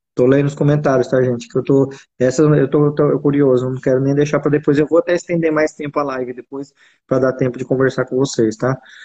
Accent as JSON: {"language": "Portuguese", "town": "Jaú", "region": "São Paulo", "country": "Brazil", "said": "eu sou de Jaú. Jaú é do ladinho de, de Araraquara"}